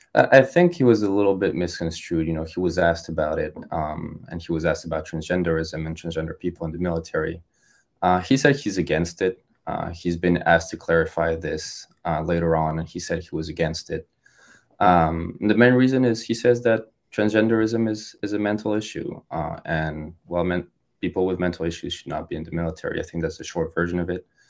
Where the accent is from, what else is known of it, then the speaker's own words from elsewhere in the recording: France; moved away as an adult; also born or lived in Ohio; now in United States; I was born and raised in France